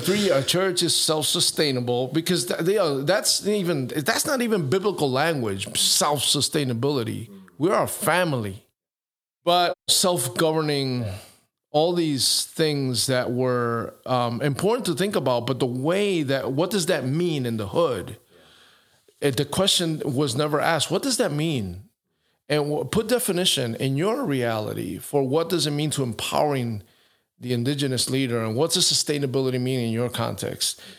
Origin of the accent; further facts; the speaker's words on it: New York, United States; moved away; my neighborhood where I was born and raised in New York